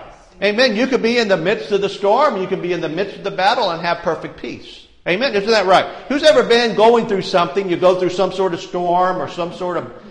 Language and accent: English; Ireland; I'm Irish